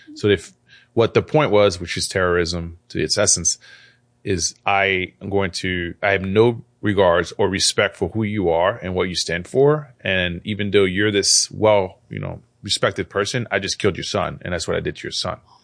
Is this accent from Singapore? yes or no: no; France; also born or lived in Algeria; now in United States; I'm, I'm an immigrant, so I wasn't born here. I was born in France.